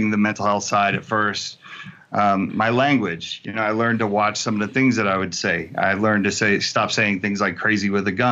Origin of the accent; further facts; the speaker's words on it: New Jersey, United States; also born or lived in California; I grew up in New Jersey and I grew up in in California.